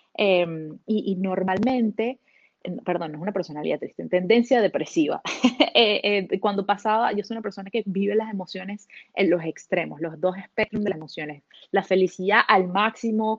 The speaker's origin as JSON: {"language": "Spanish", "country": "Venezuela", "moved": "as an adult", "lives_now": "Canada", "said": "yo soy venezolana de origen, pero llevo 10 años viviendo en Canadá."}